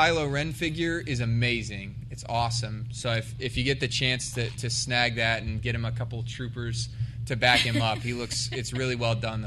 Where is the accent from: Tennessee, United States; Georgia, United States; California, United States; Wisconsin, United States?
Georgia, United States; Savannah; I'm from Savannah